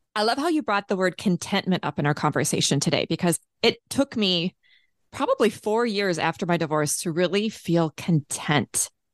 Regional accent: Minneapolis, Minnesota, United States; also born or lived in Saint Paul, Minnesota; my hometown, Minneapolis, Minnesota

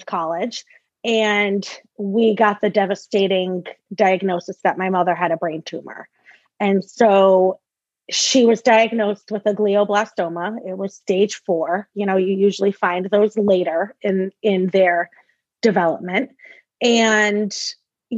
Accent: Massachusetts, United States; moved away as an adult; now in Rhode Island, United States; I am from originally born and raised in Massachusetts. I now live in Rhode Island.

